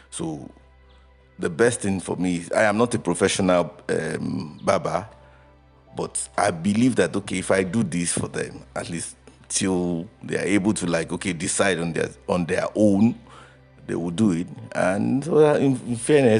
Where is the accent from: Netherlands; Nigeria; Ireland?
Nigeria; Remo, Ogun State; I am a prince. I'm a prince from Remo